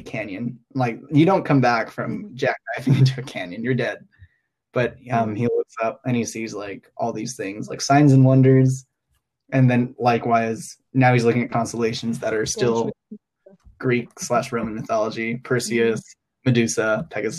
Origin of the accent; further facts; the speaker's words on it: Hong Kong; moved away as an adult; now in Los Angeles, United States; I grew up in Hong Kong